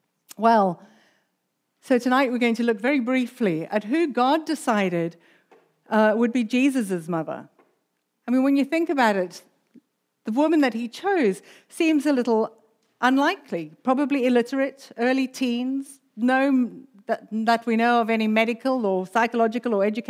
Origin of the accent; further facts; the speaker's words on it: South Africa; accent: South African; also born or lived in United Kingdom; we came from the UK. But my accent's actually mainly South African, so there's a bit of a mixture there.